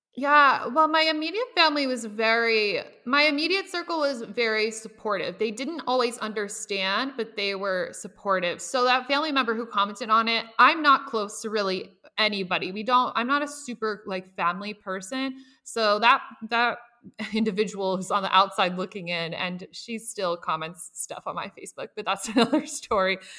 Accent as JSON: {"language": "English", "region": "Nebraska", "country": "United States", "tie": "born or raised there", "said": "I lived with both of my parents. I'm from Nebraska"}